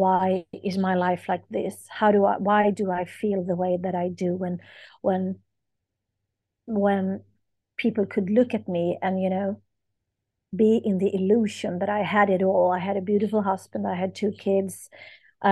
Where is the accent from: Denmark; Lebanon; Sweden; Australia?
Sweden; I am from Sweden